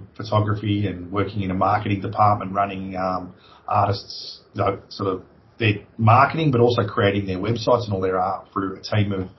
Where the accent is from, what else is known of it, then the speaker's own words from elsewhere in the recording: Australia; moved away as an adult; also born or lived in London; I come home and I took that technology, and I was the one who sort of started that whole industry here in Australia